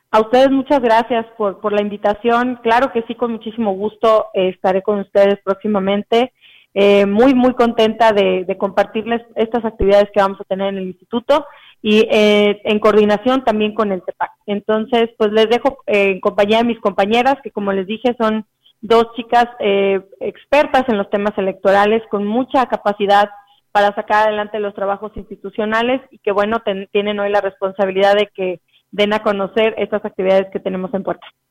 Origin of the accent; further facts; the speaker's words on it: Tamuín, San Luis Potosí, Mexico; moved away as an adult; now in Ciudad Valles, Mexico; yo soy originaria de Tamuín, ya tengo nueve años radicando en Ciudad Valles